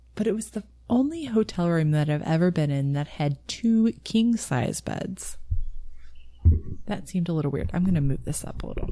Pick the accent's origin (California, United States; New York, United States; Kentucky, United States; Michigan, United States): Kentucky, United States; Louisville; near where I grew up in Louisville